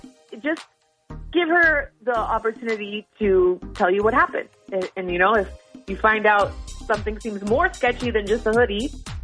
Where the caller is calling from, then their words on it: Shreveport, Louisiana, United States; from Shreveport.